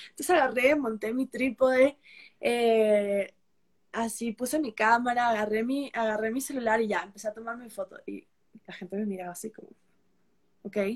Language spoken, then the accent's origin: Spanish; Peru; now in Costa Rica; yo nací en Perú, eh, soy peruana, soy nacionalizada eh, costarricense desde hace uh, bastantes años.